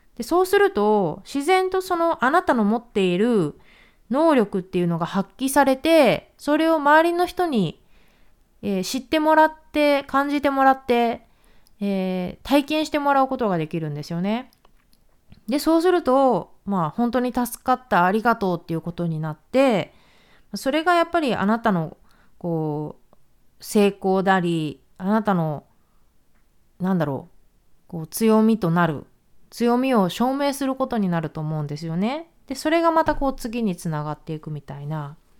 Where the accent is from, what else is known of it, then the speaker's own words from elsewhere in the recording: Japan; 私は日本に生まれたけども